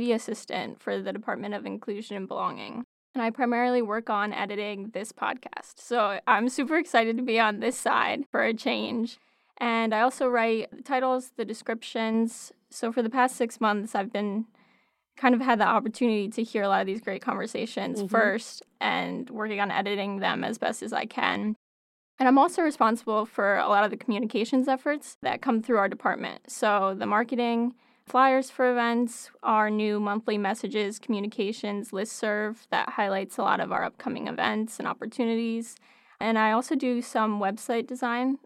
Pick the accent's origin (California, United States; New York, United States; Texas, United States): New York, United States; Ithaca; now I'm back in my hometown, and I found the perfect opportunity at Cornell